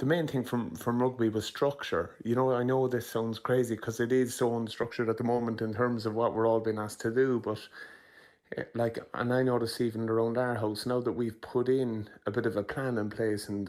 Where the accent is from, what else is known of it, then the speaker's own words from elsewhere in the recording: Ireland; There's something brilliant about being Irish